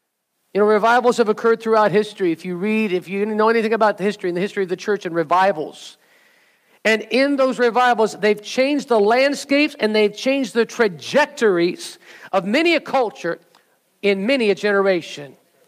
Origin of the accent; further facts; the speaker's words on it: Southern California, United States; I grew up in Southern California during this time